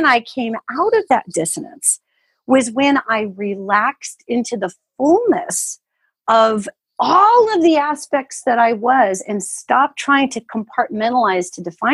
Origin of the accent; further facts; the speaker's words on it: United States; also born or lived in Tucson; I only speak as an American because that's where I'm from